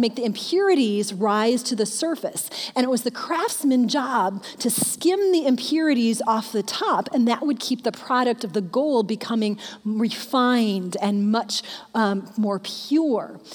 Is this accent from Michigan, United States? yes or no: yes; Michigan, United States; I'm a Michigan girl. I grew up in Michigan